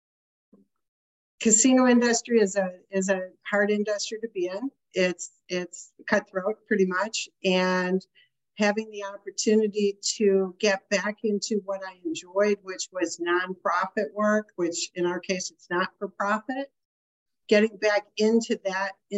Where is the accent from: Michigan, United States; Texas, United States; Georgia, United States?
Michigan, United States; Westland; moved away as an adult; also born or lived in Illinois / Florida / Dearborn Heights / Farmington Hills; I grew up in Westland, and the farthest I got away from Westland when I was living in Michigan was Farmington Hills